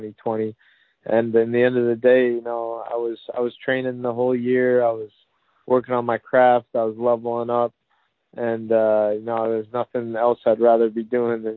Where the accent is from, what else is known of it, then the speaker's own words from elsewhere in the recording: Long Island, New York, United States; also born or lived in Tampa, Florida; I was born and raised in Long Island, New York